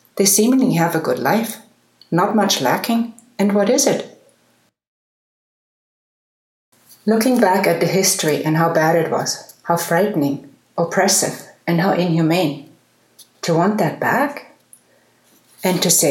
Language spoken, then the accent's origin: English; Munich, Bavaria, Germany; I love my hometown